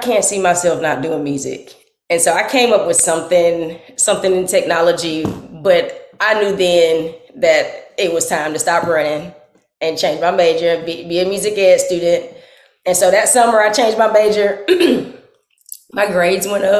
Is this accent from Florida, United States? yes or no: yes; Tallahassee, Florida, United States; I'm from Tallahassee